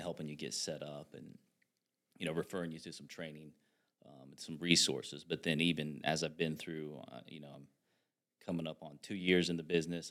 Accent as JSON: {"language": "English", "area": "Hancock County", "region": "Indiana", "country": "United States", "said": "I'm from Han, Hancock County, so, um, I'm very familiar with that area"}